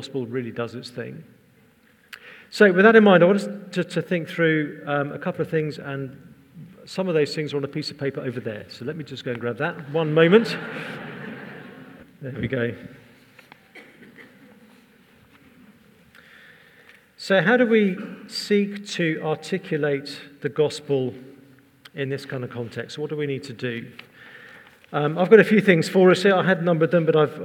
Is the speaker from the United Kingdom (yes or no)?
yes; England, United Kingdom; I'm English